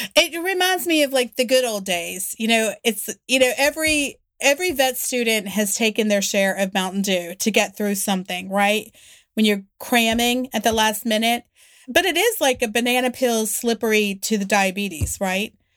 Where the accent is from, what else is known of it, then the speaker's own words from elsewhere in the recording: West Virginia, United States; also born or lived in Alabama; I'm from West Virginia. This is how we all talk.